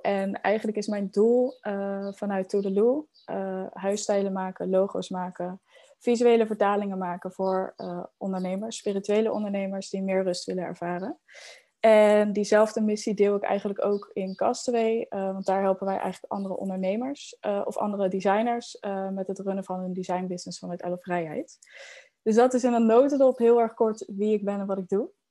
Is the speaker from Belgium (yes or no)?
no; Netherlands; now in El Palmar, Spain; als Hollanders